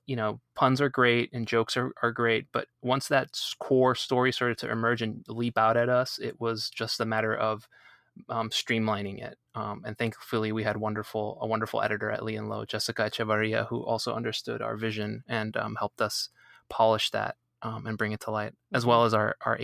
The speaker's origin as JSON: {"language": "English", "country": "Colombia", "tie": "born or raised there", "said": "I grew up, I was born in Colombia, and I grew up in a family that spoke predominantly Spanish, and we ate a lot of Colombian foods"}